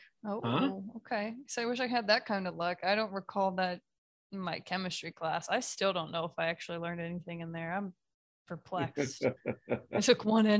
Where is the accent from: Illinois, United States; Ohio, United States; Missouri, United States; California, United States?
Ohio, United States; Even growing up in Ohio, like everyone assumed I was like an Ohio State fan.